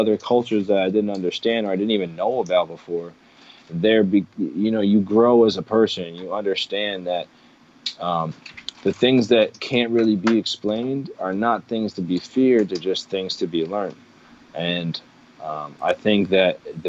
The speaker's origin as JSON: {"language": "English", "region": "New York", "country": "United States", "tie": "born or raised there", "moved": "as an adult", "lives_now": "California, United States", "said": "I was also born and raised in New York"}